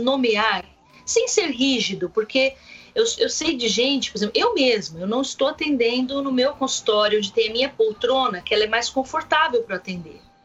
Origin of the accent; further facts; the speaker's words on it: Brazil; eu sou brasileira